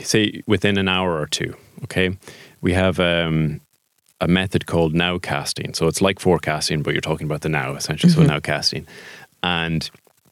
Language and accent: English; Sligo, Connacht, Ireland; I'm a Sligo man